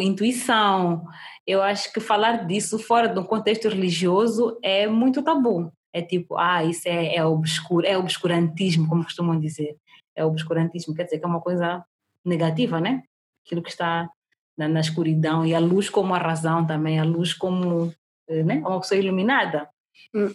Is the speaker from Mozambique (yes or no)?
yes; Mozambique